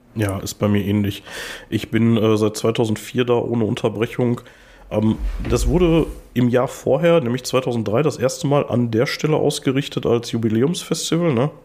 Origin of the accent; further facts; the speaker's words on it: Gladbeck, North Rhine-Westphalia, Germany; moved away; also born or lived in Gelsenkirchen; ich komme halt ursprünglich aus Gladbeck